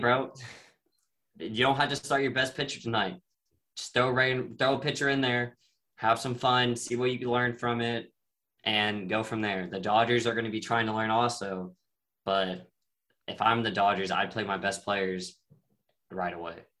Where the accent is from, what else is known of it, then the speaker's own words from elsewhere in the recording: Texas, United States; I'm from Texas. I'm not from Houston, so I don't have any affiliation with Houston anymore, sadly. But I mean, just being a Texas boy or man